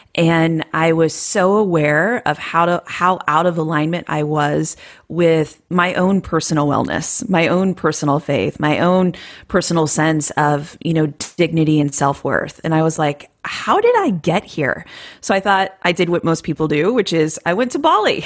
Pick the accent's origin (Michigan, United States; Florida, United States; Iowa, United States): Iowa, United States; moved away; I'm from Iowa.